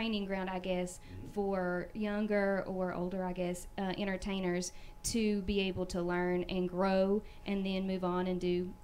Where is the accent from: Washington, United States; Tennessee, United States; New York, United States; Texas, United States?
Tennessee, United States; Elizabethton; moved away as an adult; also born or lived in Pigeon Forge, Tennessee; I'm from Elizabethton, Tennessee.